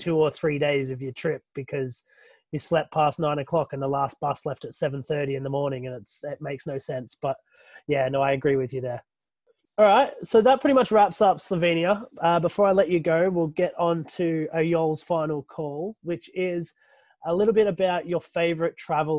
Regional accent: Guernsey; I'm from Guernsey.

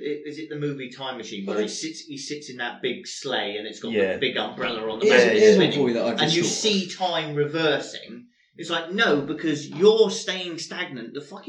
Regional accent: Cornwall, South West England, United Kingdom; I'm born and bred in Cornwall.

